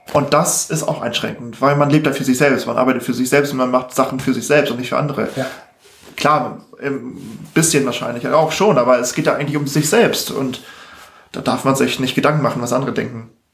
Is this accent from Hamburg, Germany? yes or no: yes; Hamburg, Germany; Ich bin ja in Harburg aufgewachsen.